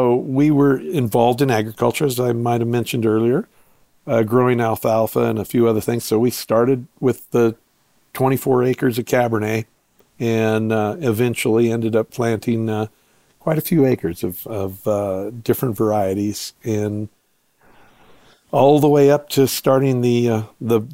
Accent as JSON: {"language": "English", "town": "Paso Robles", "region": "California", "country": "United States", "tie": "born or raised there", "said": "I was born in Paso Robles and raised on a dairy there"}